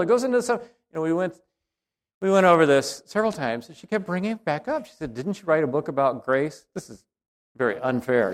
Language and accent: English; the South, United States; I come from the South